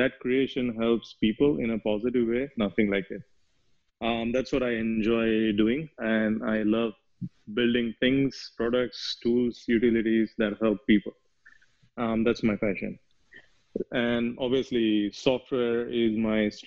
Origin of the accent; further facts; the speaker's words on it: India; moved away as an adult; now in United States; I'm from India. I was born and I grew up there, but then I moved to US